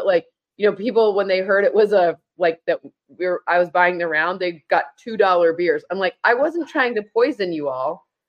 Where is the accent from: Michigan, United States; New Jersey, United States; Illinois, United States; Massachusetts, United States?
Michigan, United States; Detroit; born or raised there; moved away